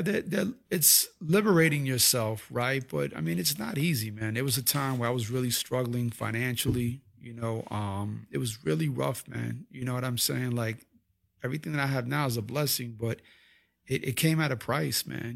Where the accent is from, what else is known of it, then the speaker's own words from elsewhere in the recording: Puerto Rico; us being Puerto Ricans